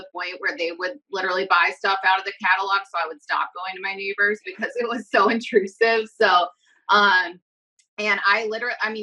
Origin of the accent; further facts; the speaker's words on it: Lafayette, Indiana, United States; moved away as an adult; now in Chicago, United States; I was born in Lafayette, Indiana. So just about 2 hours south of here.